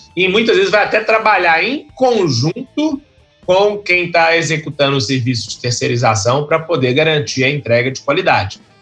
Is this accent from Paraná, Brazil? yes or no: no; Belo Horizonte, Minas Gerais, Brazil; Eu sou de Belo Horizonte, lá em, em, Minas Gerais